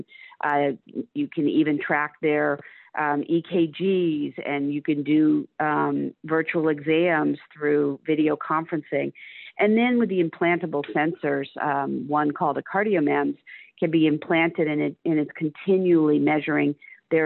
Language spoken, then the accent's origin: English; Cape Cod, Massachusetts, United States; moved away as an adult; now in Dallas, United States; I grew up on Cape Cod, Massachusetts